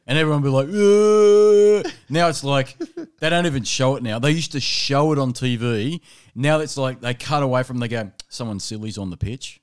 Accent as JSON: {"language": "English", "country": "Australia", "said": "as a Australian"}